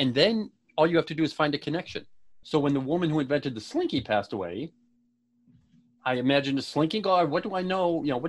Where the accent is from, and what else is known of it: Buffalo, New York, United States; born or raised there